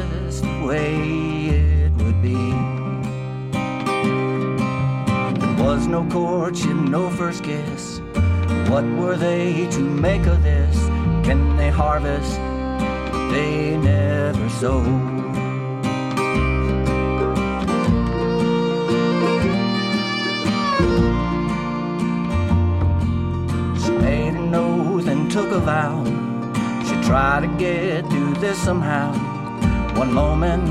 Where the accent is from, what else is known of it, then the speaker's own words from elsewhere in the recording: Hickory, North Carolina, United States; also born or lived in Morganton, North Carolina; We're from Hickory, North Carolina, and Morganton, North Carolina